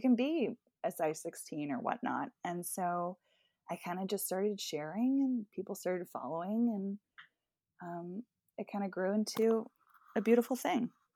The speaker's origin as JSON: {"language": "English", "town": "Bedminster", "region": "New Jersey", "country": "United States", "tie": "born or raised there", "said": "I am from Bedminster, New Jersey, which is pretty much kind of golf and horse country"}